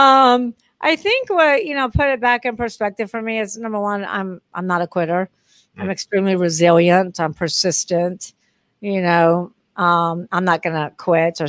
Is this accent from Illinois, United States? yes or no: no; Texas, United States; moved away as an adult; also born or lived in Long Beach, California / Dallas, Texas; now in New Orleans, United States; I'm moving back to Texas because I grew up in Texas